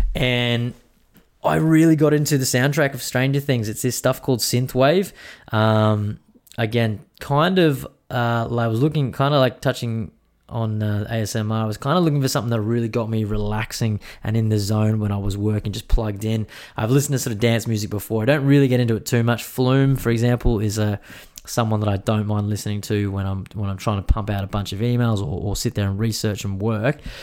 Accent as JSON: {"language": "English", "region": "Queensland", "country": "Australia", "said": "as a Queenslander"}